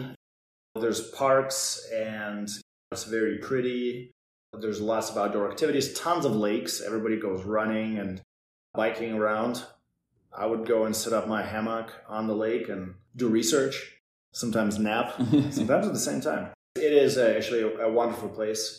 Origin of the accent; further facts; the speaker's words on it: Russia; also born or lived in New York; now in Minnesota, United States; I grew up in Russia and spent some time in New York